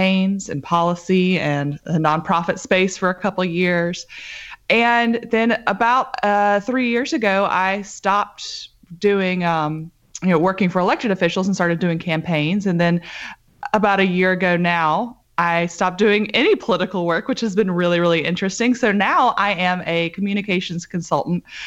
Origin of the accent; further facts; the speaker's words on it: Grant, Alabama, United States; also born or lived in Orlando, Florida / Huntsville, Alabama; I was born in Orlando, Florida, but moved to Huntsville, Alabama as a very, very young child.